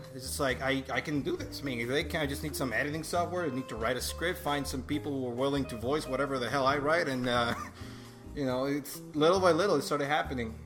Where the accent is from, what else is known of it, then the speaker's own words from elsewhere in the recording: Venezuela; English is a second language; moved away as an adult; also born or lived in Boston, United States; now in United States; I was uh, raised and, and, born in Venezuela. And uh, I spent most of my life there, you know, until I came to live in the U.S. about six years ago